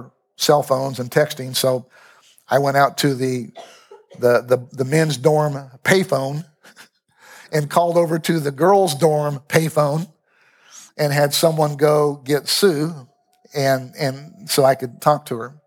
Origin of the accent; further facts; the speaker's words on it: Lawrence, Kansas, United States; I'm from Lawrence